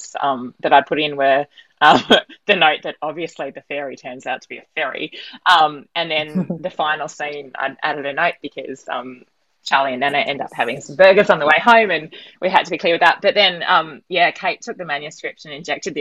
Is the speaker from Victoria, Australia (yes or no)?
no; Sydney, New South Wales, Australia; now in Melbourne, Australia; I'm from Sydney